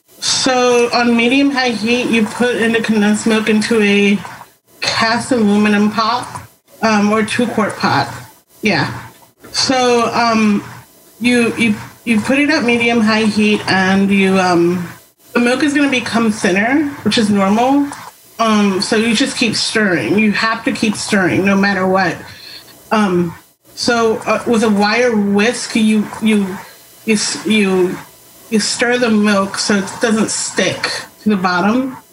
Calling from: Washington, United States; I'm in Western Washington.

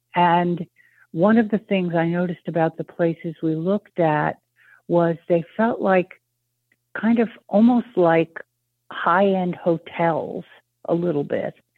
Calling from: Maine, United States; I'm calling from Maine.

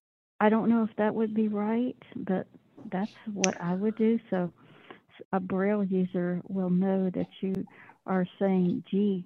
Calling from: Arkansas, United States; I'm calling from Arkansas.

